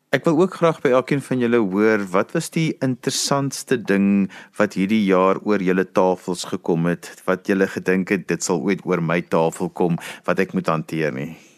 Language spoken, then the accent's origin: Afrikaans; South Africa; ons as Suid-Afrikaners